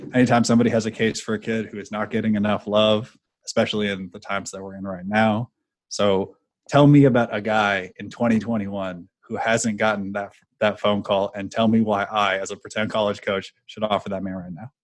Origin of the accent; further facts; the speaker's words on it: California, United States; now in East Coast, United States; I'm not from the area. I grew up in California